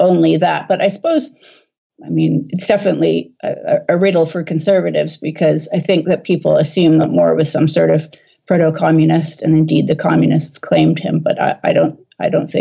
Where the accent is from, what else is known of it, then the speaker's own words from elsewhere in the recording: Vancouver, British Columbia, Canada; I was born in Vancouver myself